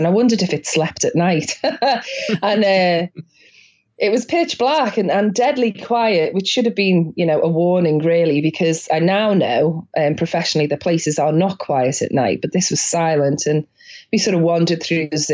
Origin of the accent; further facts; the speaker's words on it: Liverpool, North West England, United Kingdom; I grew up in Liverpool in the northwest of England